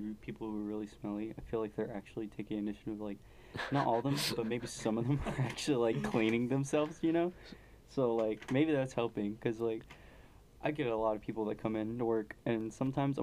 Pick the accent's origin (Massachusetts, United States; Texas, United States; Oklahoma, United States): Texas, United States; we're both from Texas